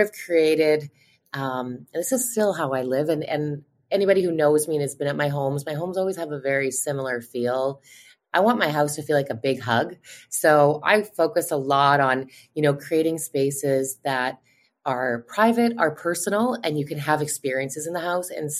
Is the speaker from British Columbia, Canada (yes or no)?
no; outside of Winnipeg, Manitoba, Canada; I grew up outside of Winnipeg, just about 40 minutes out of Winnipeg